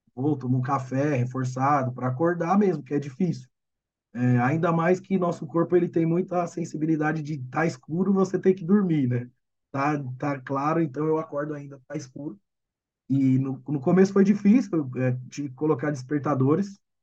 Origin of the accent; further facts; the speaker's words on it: Brazil; eu sou brasileiro